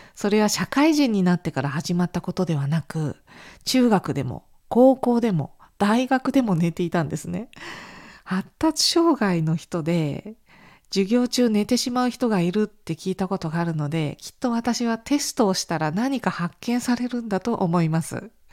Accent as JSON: {"language": "Japanese", "country": "Japan", "moved": "as an adult", "lives_now": "Italy", "said": "私のような亀の歩みの日本人学生"}